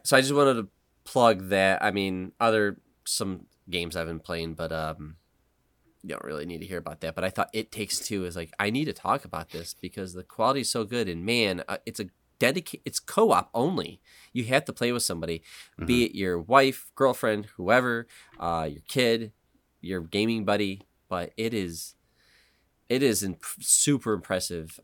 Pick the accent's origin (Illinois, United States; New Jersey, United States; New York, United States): New York, United States; Western; I'm stupid Western New York guy